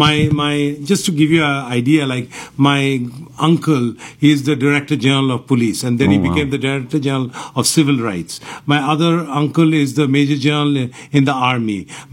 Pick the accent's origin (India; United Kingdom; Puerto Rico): India; Kolkata, West Bengal; now in Houston, United States; So I was born in Kolkata. Kolkata, okay. Yeah, all my life I was in Kolkata out there. Like, you know, I went to St. Joseph's and Xavier's.